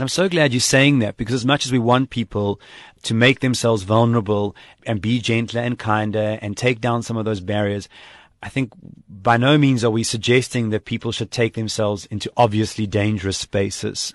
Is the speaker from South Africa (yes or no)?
yes; South Africa; moved away as an adult; also born or lived in Japan; I came from South Africa, where we know multiculturalism